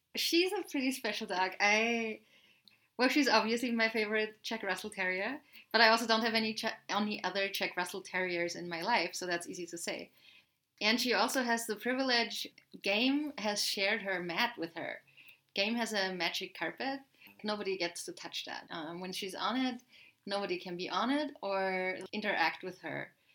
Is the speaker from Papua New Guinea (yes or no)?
no; Austria; growing up in Austria